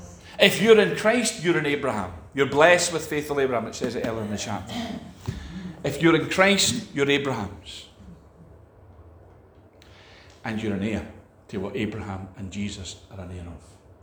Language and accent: English; Scotland, United Kingdom; We're just wee Scottish people. Amen. We're just Scottish.